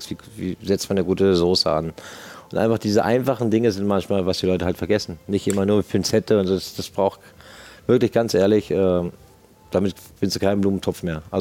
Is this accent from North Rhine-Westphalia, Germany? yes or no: no; Berlin, Germany; ich als Berliner sage natürlich, muss halt ein Zwiebelrostbraten natürlich für die Schwaben drauf sein